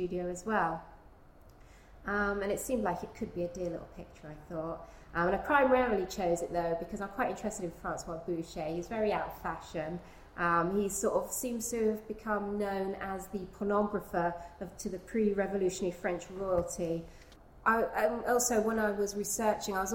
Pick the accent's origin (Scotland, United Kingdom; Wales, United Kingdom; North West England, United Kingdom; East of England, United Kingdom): East of England, United Kingdom; Gainsborough country / Constable country; not only did I grow up in Gainsborough country, but I grew up in Constable country because they're sort of pretty close